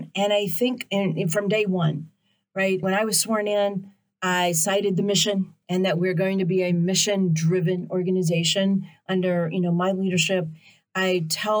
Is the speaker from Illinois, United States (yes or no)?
no; just outside of Nashville, Tennessee, United States; also born or lived in Memphis, Tennessee; I grew up just outside of Nashville